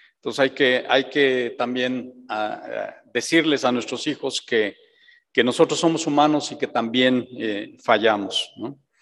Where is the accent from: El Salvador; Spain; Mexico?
Mexico